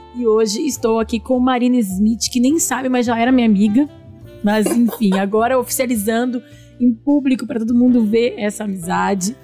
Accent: Porto Alegre, Rio Grande do Sul, Brazil; Gaúcha de Porto Alegre.

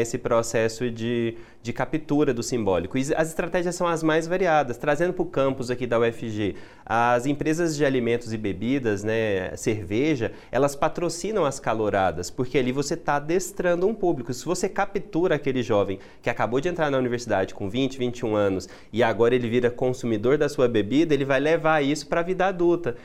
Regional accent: Goiás, Brazil; nós somos goianos

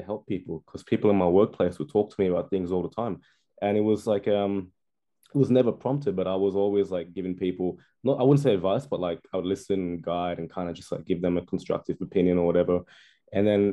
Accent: Perth, Western Australia, Australia; I'm from Australia. I'm from Perth, Western Australia.

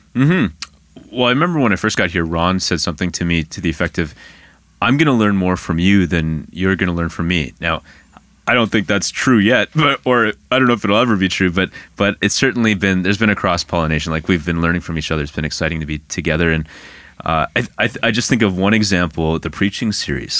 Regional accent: Ottawa, Ontario, Canada; I'm actually from Ottawa

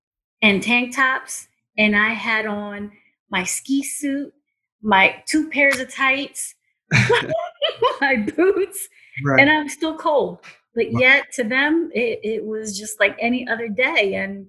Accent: Philippines; moved away; I'm from the Philippines. Okay. So, Philippines, in the 80s, I mean, it's still considered a third world country, but I came from a third world country.

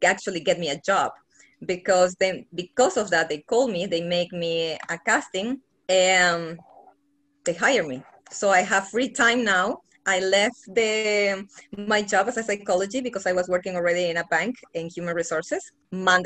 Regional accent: Bolivia; moved away as an adult; now in Los Angeles, United States; I'm from Bolivia. Well, I was 17 when I came here

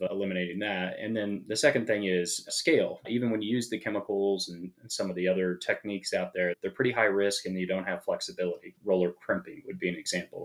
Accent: Kansas, United States; moved away as an adult; also born or lived in Los Angeles; I grew up in Kansas and grew up, farming

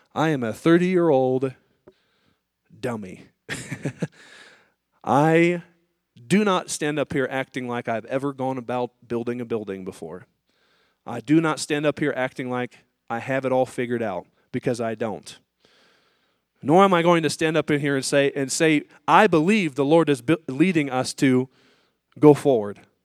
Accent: United States; as an American and as a Christian

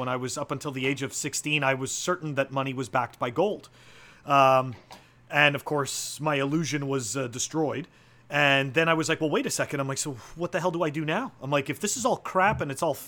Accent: Canada; moved away as an adult; now in United States; I'm originally a Canadian, and that's where I started my, you know, I mean, that's where I grew up and that's where I started my professional life

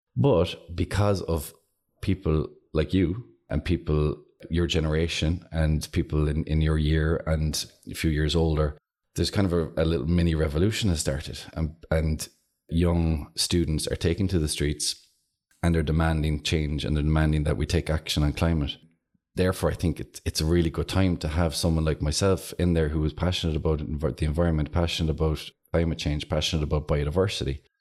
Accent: Clonakilty, Munster, Ireland; I'm from Clonakilty

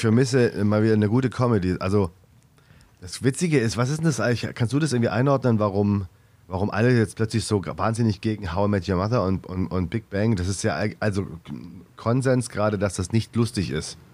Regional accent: Stuttgart, Baden-Württemberg, Germany; moved away; ich komme aus Stuttgart

